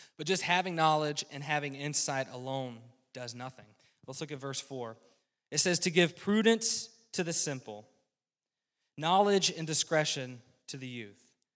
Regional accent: rural North Carolina, United States; now in Midwest, United States; I was born and raised in a Christian home in rural North Carolina.

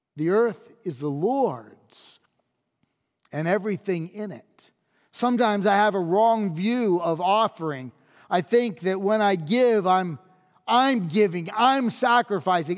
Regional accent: United States; as an American.

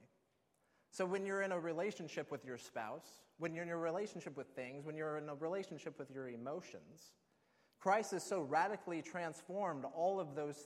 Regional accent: Alaska, United States; I grew up in Alaska, and we do a lot of fishing there.

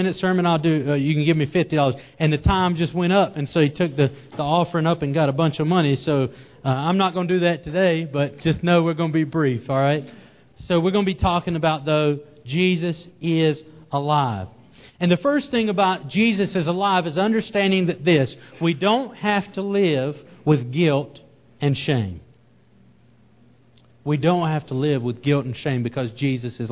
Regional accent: the South, United States; accent: southern; my southern accent

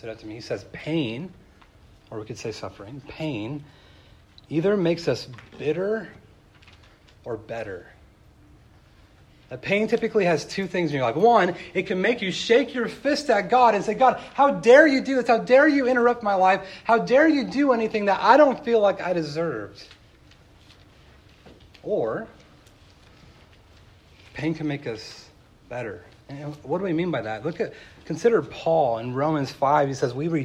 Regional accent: Tehachapi, California, United States; moved away; also born or lived in Chicago; I made friends in my hometown of Tehachapi, California, and I left

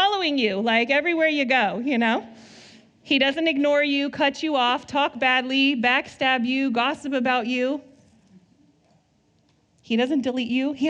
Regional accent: Southern California, United States; now in Northern California, United States; I grew up in SoCal

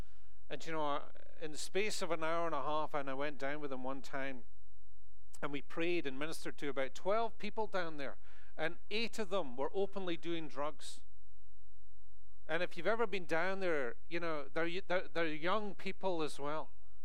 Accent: Scotland, United Kingdom; moved away as an adult; now in United States; especially as a Scotsman coming into this country, and I've been here for over 13 years now, you know, I go back home, people think I'm American. They do. They think I've lost my accent so much.

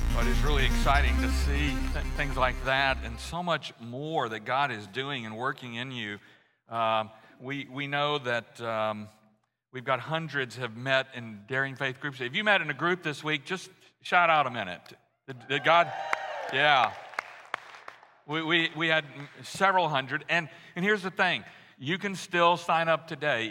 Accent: Louisiana, United States; moved away; I grew up in Louisiana, so we were all Archie Manning fans

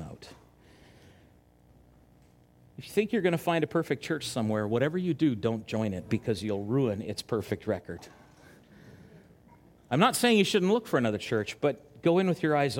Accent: Chilliwack, British Columbia, Canada; moved away; also born or lived in Winnipeg; I grew up in Chilliwack

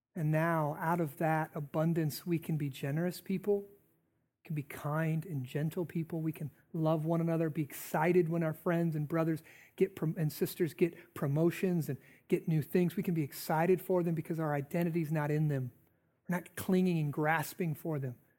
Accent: United States; I'm an American.

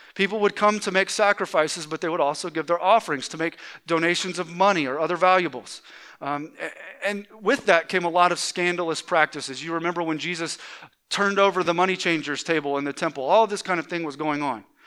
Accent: Atlanta, Georgia, United States; moved away; i grew up in the Atlanta area uh, in, in Georgia

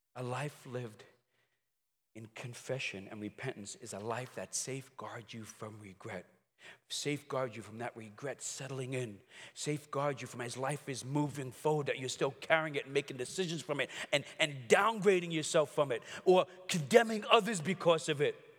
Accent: New York City, New York, United States; I grew up in Brooklyn

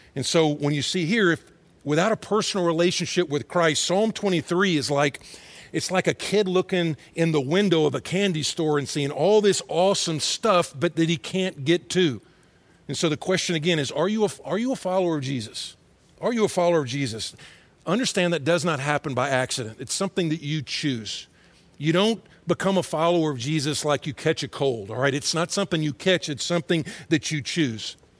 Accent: Atlanta, Georgia, United States; moved away; also born or lived in Texas; I grew up in Atlanta and then in Texas.

